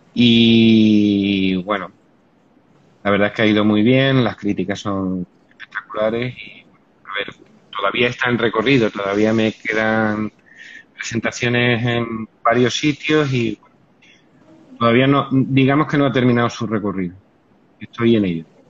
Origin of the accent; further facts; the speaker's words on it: Cáceres, Extremadura, Spain; now in Seville, Spain; yo soy de Cáceres, no vivo en Sevilla, pero soy de Cáceres.